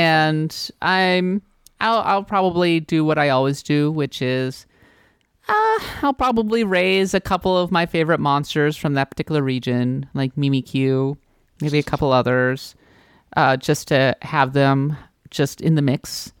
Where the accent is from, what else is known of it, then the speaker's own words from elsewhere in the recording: United States; I'm an American